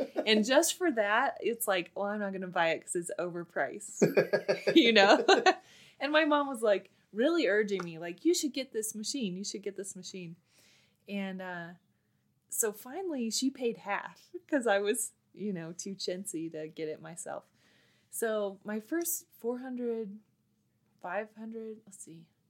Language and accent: English; Bend, Oregon, United States; now in Colorado, United States; I grew up in Bend, Oregon